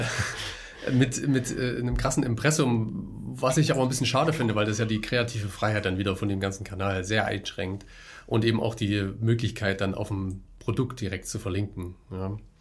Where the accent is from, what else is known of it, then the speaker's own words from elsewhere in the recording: Germany; bei uns in Deutschland